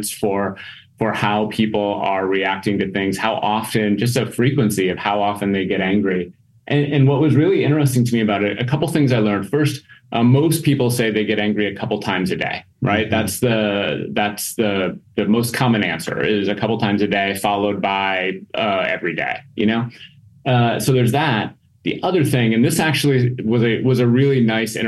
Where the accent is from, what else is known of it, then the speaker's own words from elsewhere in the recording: Minnesota, United States; moved away as an adult; also born or lived in Mississippi / Wisconsin; now in Green Bay, United States; I'm originally from Minnesota